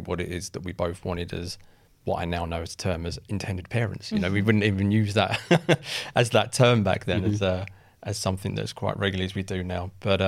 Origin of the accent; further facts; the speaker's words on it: Essex, East of England, United Kingdom; I'm from Essex.